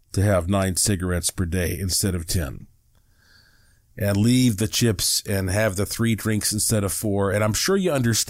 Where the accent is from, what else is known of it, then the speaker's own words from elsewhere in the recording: the South, United States; now in Las Vegas, United States; I was raised up in the South, in the Baptist churches, you know, the Southern Baptist.